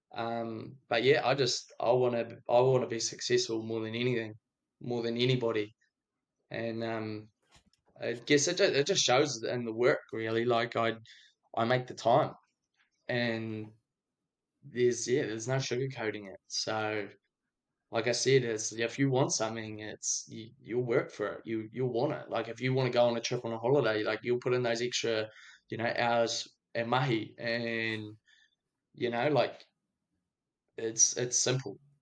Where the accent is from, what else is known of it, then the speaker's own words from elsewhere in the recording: Dunedin, Otago, New Zealand; now in Invercargill, New Zealand; I'm actually a Dunedin boy.